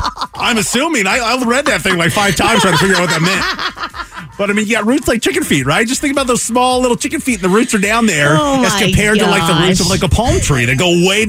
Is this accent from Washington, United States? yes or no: yes; Seattle, Washington, United States; also born or lived in Rapid City, South Dakota / Wenatchee, Washington / Tri-Cities, Washington / Yakima, Washington; now in Phoenix, United States; I moved all over the place. I grew up in Seattle. I lived in Rapid City, South Dakota, Wenatchee, Washington, Tri-Cities. In Yakima